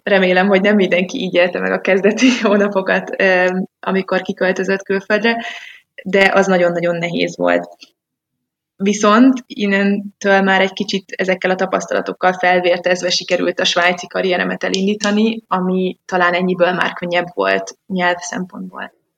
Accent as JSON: {"language": "Hungarian", "region": "Budapest", "country": "Hungary", "tie": "born or raised there", "moved": "as an adult", "lives_now": "Switzerland", "said": "én Budapestről jövök, és 25 éves koromig mindent ott csináltam"}